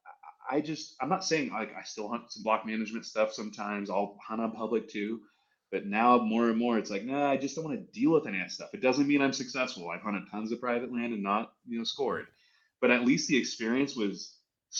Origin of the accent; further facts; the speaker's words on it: Southern California, United States; now in Montana, United States; I'm from Southern California. I grew up surfing and fishing at the beach